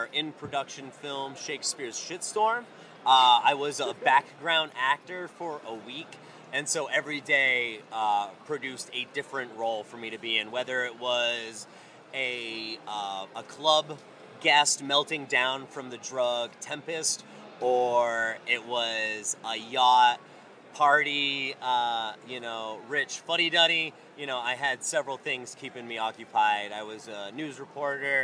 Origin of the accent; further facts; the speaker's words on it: Maine, United States; I'm a little Mainer boy